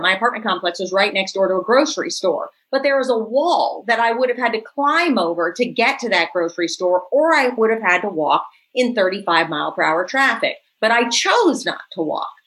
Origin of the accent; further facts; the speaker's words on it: New Orleans, Louisiana, United States; my hometown and Professor Jones's hometown. This is Claiborne Avenue